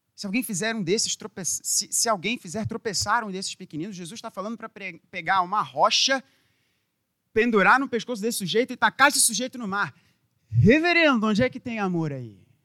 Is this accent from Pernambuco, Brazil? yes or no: no; Rio de Janeiro, Brazil; como carioca